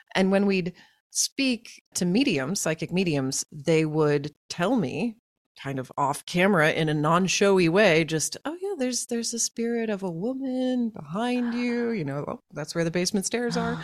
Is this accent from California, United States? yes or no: no; Tulsa, Oklahoma, United States; I grew up in Oklahoma, in Tulsa, Oklahoma